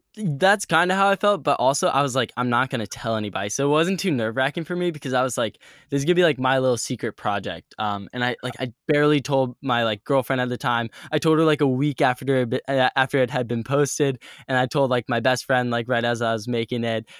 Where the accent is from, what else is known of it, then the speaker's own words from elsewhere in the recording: Richmond, Virginia, United States; moved away as an adult; my hometown is Richmond, Virginia, and it is just a cool little town in Virginia, and I grew up